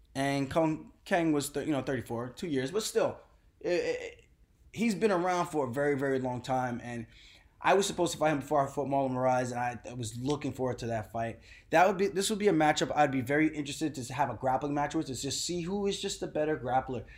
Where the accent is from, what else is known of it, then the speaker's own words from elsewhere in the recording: New York, United States; I'm coming from New York